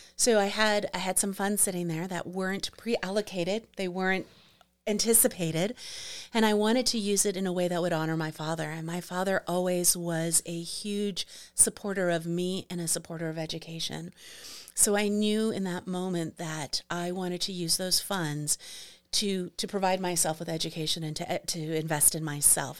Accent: New York City, New York, United States; moved away; also born or lived in Arizona; I am from Manhattan

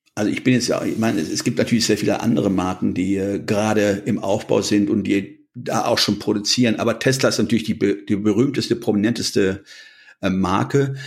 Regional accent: Germany; wir als Deutsche

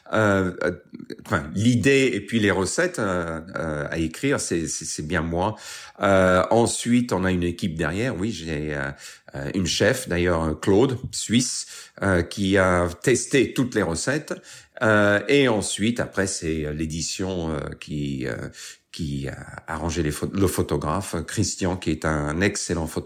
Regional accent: England, United Kingdom; also born or lived in London; Euh, je suis né en Angleterre, donc euh, je suis né en, 1960. Et comme vous avez dit, en 67, on, on a bougé euh, euh à Londres

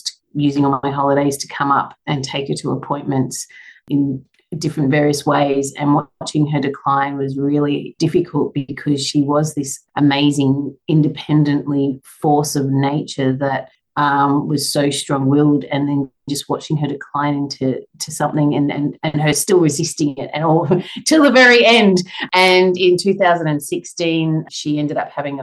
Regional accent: Brisbane, Queensland, Australia; also born or lived in Tasmania; now in Sunshine Coast, Australia; I'm from Brisbane originally growing up, so a little bit familiar with the area.

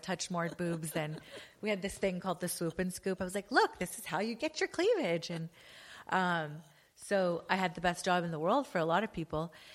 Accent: Los Angeles, California, United States; moved away as an adult; also born or lived in London; actually born and raised in L A.

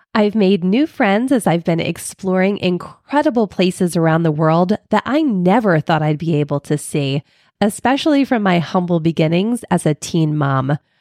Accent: Philadelphia, Pennsylvania, United States; moved away; I'm originally from Philly

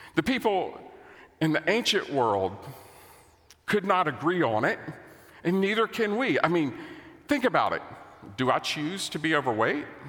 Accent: United States; As an American

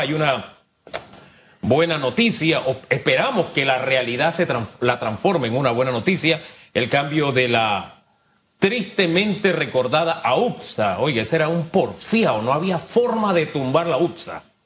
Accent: Panama; como panameño

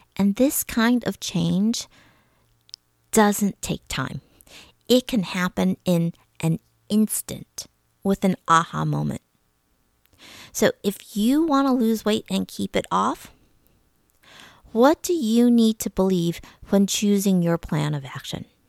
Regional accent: suburbs of Detroit, Michigan, United States; I grew up in Michigan. My family, we lived in various suburbs of Detroit

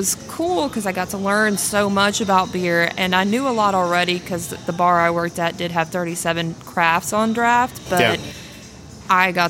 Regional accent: Gulfport, Mississippi, United States; born and raised in Gulfport.

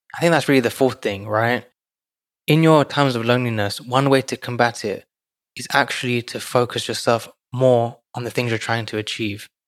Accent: London, United Kingdom; moved away; I grew up in London, so I grew up with a community.

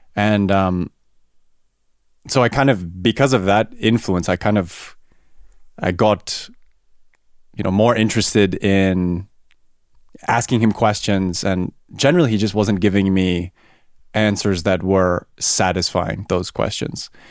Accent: Vancouver Island, British Columbia, Canada; moved away as an adult; now in Germany; I grew up on Vancouver Island, Canada

